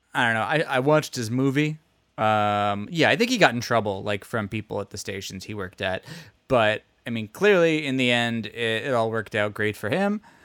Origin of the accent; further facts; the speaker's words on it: United States; because I'm American